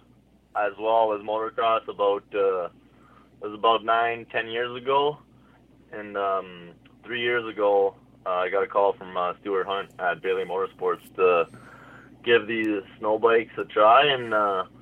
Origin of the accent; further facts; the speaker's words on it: Hearst, Ontario, Canada; moved away as an adult; now in Huntsville, Canada; I'm from Hearst, Ontario, so northern Ontario.